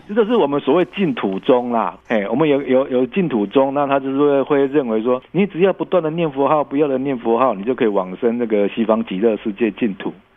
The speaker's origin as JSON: {"language": "Chinese", "country": "Taiwan", "said": "我们台湾"}